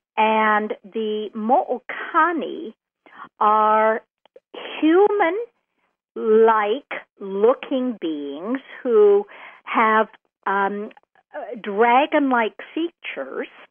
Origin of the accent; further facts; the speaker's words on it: Canada; I'm a Canadian